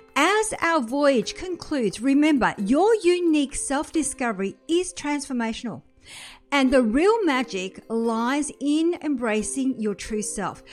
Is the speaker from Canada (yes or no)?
no; France; moved away; I was born in France